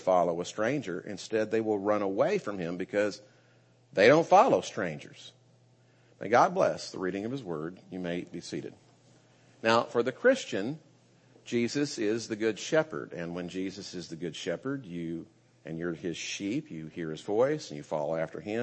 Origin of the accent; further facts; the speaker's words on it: United States; as an American